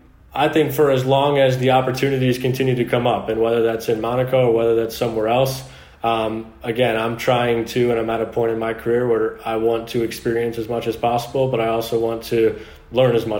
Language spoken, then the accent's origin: English; United States; moved away as an adult; being an American